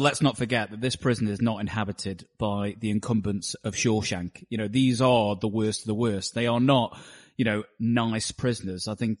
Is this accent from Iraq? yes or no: no; United Kingdom; And because I am British, clearly